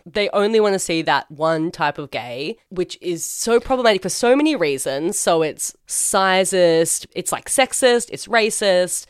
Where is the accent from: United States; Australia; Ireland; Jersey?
Australia